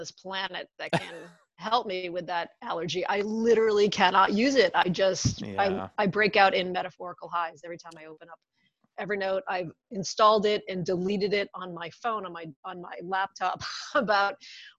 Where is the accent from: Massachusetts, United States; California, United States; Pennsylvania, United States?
Massachusetts, United States; just outside of Boston; I grew up just outside of Boston